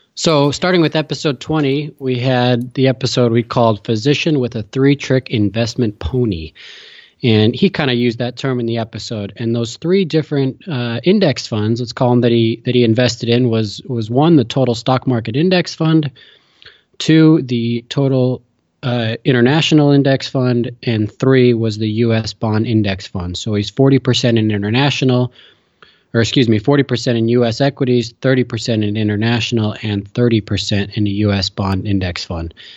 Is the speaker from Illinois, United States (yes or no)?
yes; Chicago, Illinois, United States; moved away as an adult; also born or lived in Utah / Notre Dame, Indiana; now in New York, United States; I grew up in Chicago